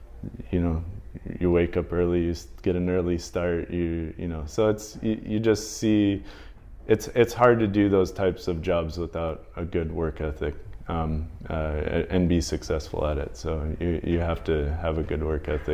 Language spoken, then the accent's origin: English; Northwest Indiana, United States; moved away; I grew up in the Midwest. I grew up in Indiana, Northwest Indiana